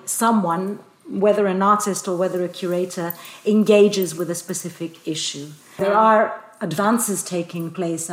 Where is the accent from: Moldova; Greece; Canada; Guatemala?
Greece; Athens, Attica; moved away as an adult; also born or lived in London; now in Brussels, Belgium; I was born in Athens, studied in London, and now live in Brussels.